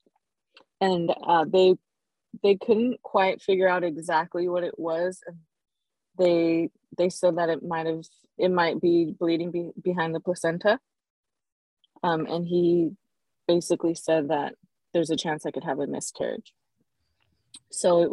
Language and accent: English; Southern California, United States; I'm from Southern